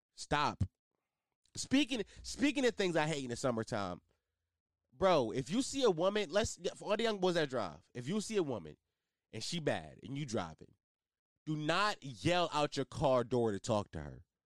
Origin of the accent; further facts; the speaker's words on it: Philadelphia, Pennsylvania, United States; my city, I'm from Philly